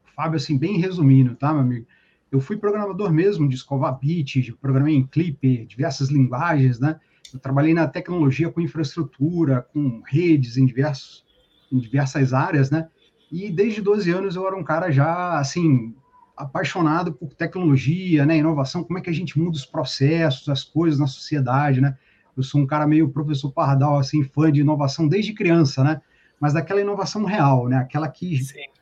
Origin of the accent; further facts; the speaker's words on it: Paracambi, Rio de Janeiro, Brazil; moved away as an adult; now in Niterói, Brazil; Eu sou do sul aqui do estado do Rio, de Paracambi, na verdade. E uns Sim. 15 anos eu migrei para cá, meu amigo, para Niterói